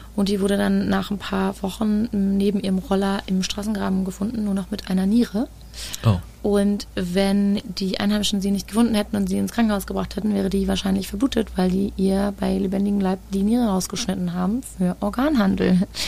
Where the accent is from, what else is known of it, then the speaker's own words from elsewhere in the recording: Germany; wir Deutschen